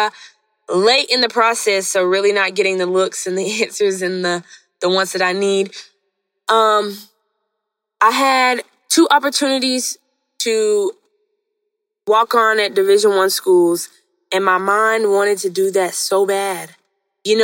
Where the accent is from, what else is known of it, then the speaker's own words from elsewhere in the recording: Hot Springs, Arkansas, United States; moved away; also born or lived in Mountain Pine, Arkansas; At this time, I'm in Hot Springs, no longer Mountain Pine, but Hot Springs